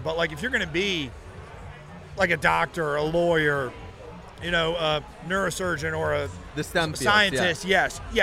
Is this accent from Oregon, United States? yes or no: no; Georgia, United States; now in Virginia Beach, United States; I'm from Georgia originally